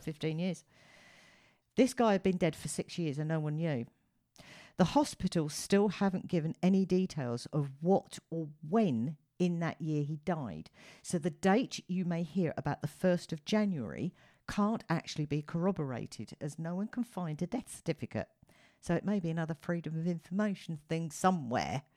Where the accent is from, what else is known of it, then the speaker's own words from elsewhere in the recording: United Kingdom; as a Brit